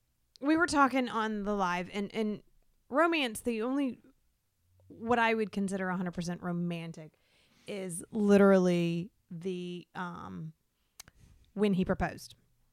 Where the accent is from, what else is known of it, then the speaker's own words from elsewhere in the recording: Florida, United States; I'm from Florida.